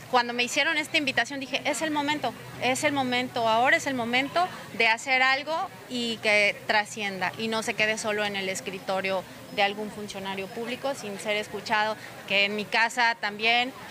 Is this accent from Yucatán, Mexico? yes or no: yes; Tekax, Yucatán, Mexico; now in Solidaridad, Mexico; Soy de Tecash, de Yucatán, pero hace 18 años que vivo aquí. Soy eh, vivo en solidaridad.